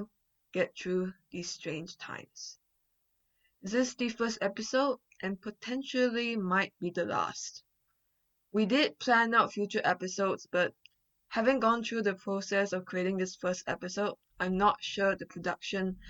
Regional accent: Malaysia; moved away as an adult; now in Vancouver, Canada; I'm from Malaysia, currently in Vancouver majoring in history at UBC

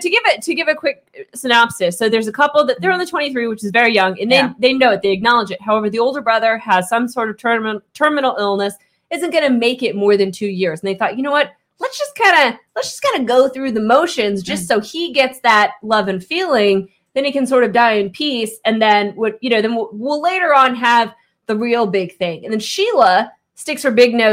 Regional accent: Kansas, United States; And I am from Kansas.

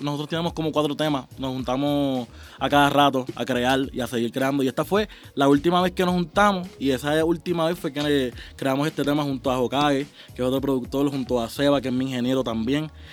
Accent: Puerto Rico; en mi país, en Puerto Rico

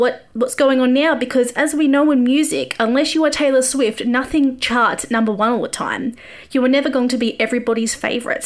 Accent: Australia; moved away as an adult; also born or lived in Nashville; I am an Aussie music journo, normally an expat when COVID's not happening

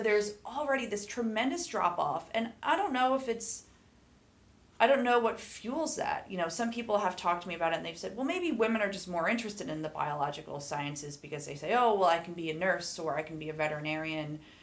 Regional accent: Lehigh Valley, eastern Pennsylvania, United States; also born or lived in Maine / Idaho; now in Boise, United States; growing up in the Lehigh Valley, which is in eastern Pennsylvania.

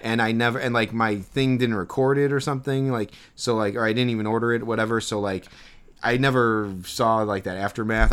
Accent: Chicago, Illinois, United States; growing up in Chicago

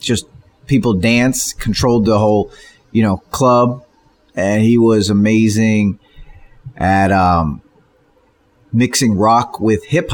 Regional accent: Beverly Hills, California, United States; I grew up in Beverly Hills on Beverly Drive, which is in the flats of Beverly Hills, between Santa Monica and Sunset.

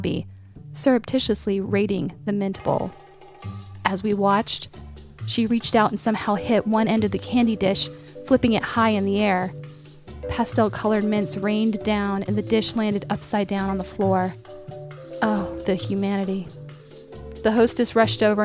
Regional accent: Raleigh, North Carolina, United States; When I was a child growing up in Raleigh, North Carolina

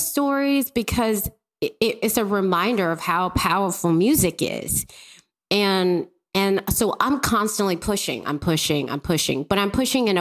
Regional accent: Mississippi, United States; I grew up in Mississippi.

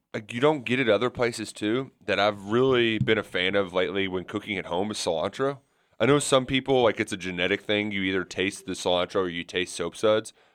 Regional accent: Kentucky, United States

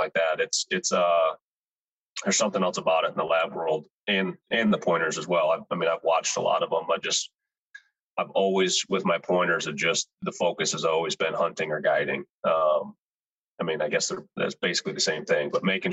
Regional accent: Sparta, Michigan, United States; moved away as an adult; now in South Dakota, United States; I grew up in Michigan, Sparta, Michigan, kind of Grand Rapids area

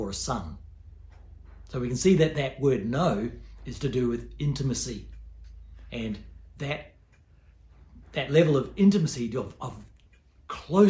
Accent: New Zealand; also born or lived in Port Hedland, Australia; now in Australia; I grew up in New Zealand

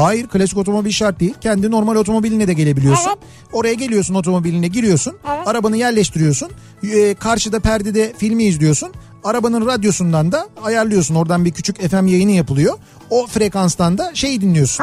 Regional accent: Istanbul, Turkey; bir İstanbullu olarak

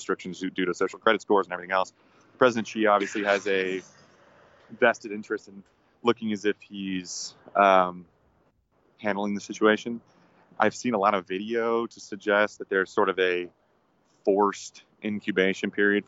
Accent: Cumming, Georgia, United States; my hometown in Cumming, Georgia

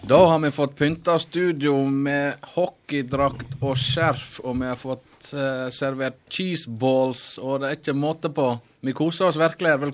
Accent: small village near Leksand, Dalarna County, Sweden; Norwegian is a second language; moved away as an adult; now in Norway; jeg vokste opp i lita, lita bygd.

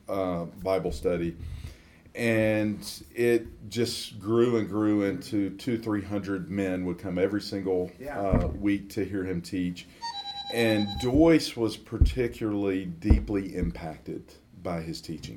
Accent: Atlanta, Georgia, United States; grew up in Atlanta, Georgia, in the suburbs of Atlanta, and grew up like most people in the South

